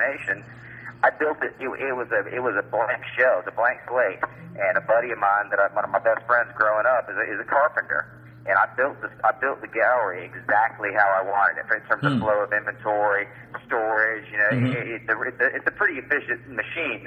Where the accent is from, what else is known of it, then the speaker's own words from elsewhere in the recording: Atlanta, Georgia, United States; I grew up in Atlanta in the antique business